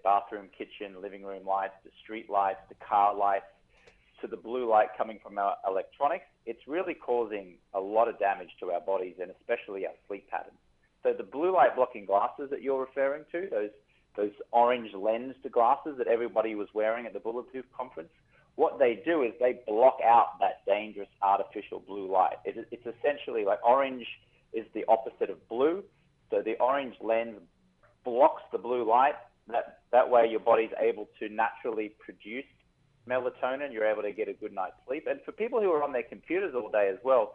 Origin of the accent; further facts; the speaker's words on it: Brisbane, Queensland, Australia; now in Los Angeles, United States; I'm in Los Angeles, but I'm from Brisbane, Australia.